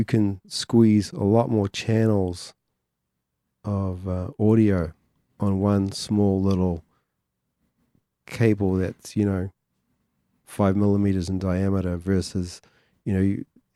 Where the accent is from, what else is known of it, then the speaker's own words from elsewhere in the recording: New Zealand; Some of the Māori influence on me being a New Zealander